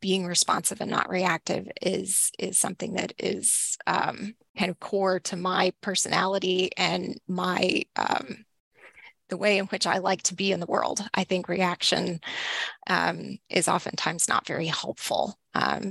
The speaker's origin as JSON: {"language": "English", "region": "Northeast Texas", "country": "United States", "tie": "born or raised there", "moved": "yes", "lives_now": "Lancaster, United States", "said": "I grew up in Northeast Texas"}